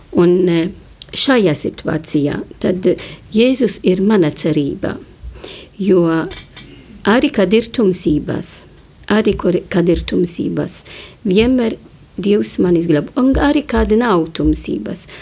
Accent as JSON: {"language": "Latvian", "country": "Malta", "moved": "yes", "said": "es nāku no Maltas un Mal Maltā e, godina Zvēto pavilu, jo viņš atnesa mums ticību."}